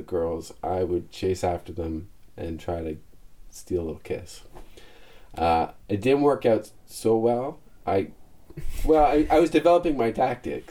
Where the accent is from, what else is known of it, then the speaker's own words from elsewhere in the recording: Toronto, Ontario, Canada; I grew up in Leaside in Toronto